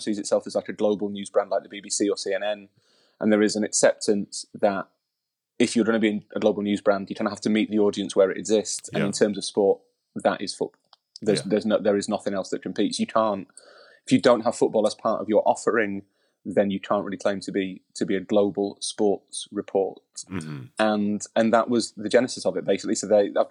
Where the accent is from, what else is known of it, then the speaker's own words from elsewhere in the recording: Yorkshire and the Humber, United Kingdom; I'm from Yorkshire